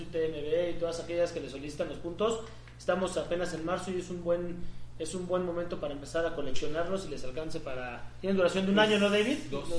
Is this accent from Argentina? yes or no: no; Mexico; ya sé que somos mexicanos